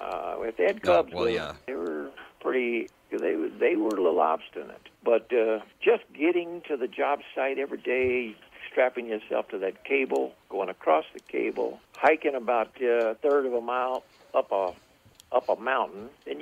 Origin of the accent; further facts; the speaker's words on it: Texas, United States; also born or lived in North Dakota; I'm originally from, I always tell people I'm from South America. They said, really? Yeah. South Texas.